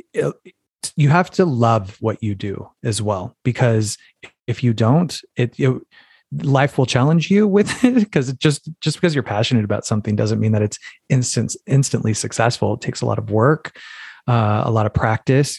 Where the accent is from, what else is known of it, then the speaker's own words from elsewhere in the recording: Phoenix, Arizona, United States; moved away; also born or lived in New York City; I'm from Phoenix, Arizona originally